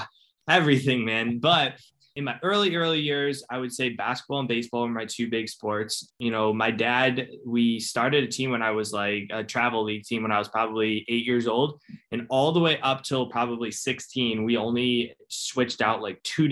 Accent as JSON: {"language": "English", "town": "Cleveland", "region": "Ohio", "country": "United States", "tie": "born or raised there", "also_born_or_lived": "Buffalo, New York", "said": "I was born in Buffalo, New York, but raised in Cleveland, Ohio"}